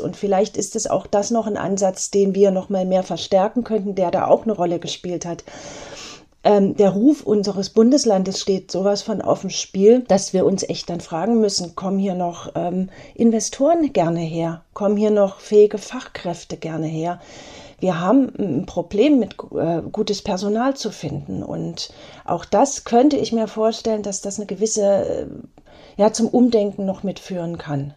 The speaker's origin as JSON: {"language": "German", "town": "Eisenach", "region": "Thuringia", "country": "Germany", "tie": "born or raised there", "said": "in meiner Heimatstadt Eisenach"}